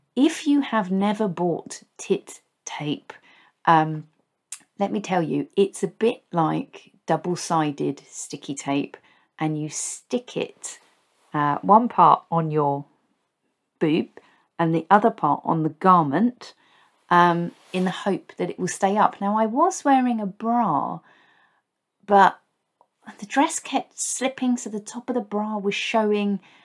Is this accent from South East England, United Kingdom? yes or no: yes; Basingstoke, South East England, United Kingdom; moved away; where I grew up in Basingstoke